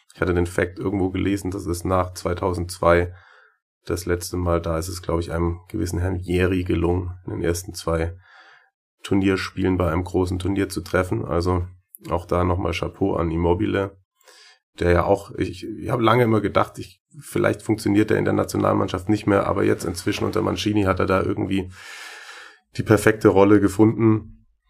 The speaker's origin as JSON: {"language": "German", "town": "Schwäbisch Hall", "region": "Baden-Württemberg", "country": "Germany", "accent": "Swabian", "said": "ich versuche das Schwäbeln in der nächsten halben Stunde ein bisschen zu unterdrücken"}